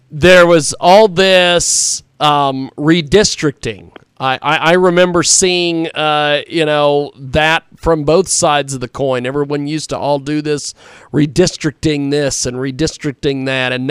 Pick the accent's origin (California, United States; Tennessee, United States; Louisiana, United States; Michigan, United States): California, United States; of course, being a Californian, we, we've got to talk about old Gavin Newsom.